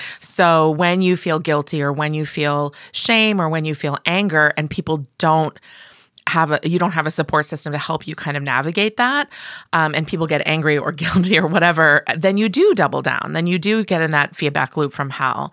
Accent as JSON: {"language": "English", "region": "Midwest", "country": "United States", "said": "I'm from the Midwest"}